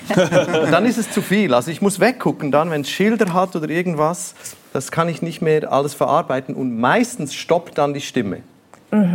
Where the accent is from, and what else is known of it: Switzerland; born or raised there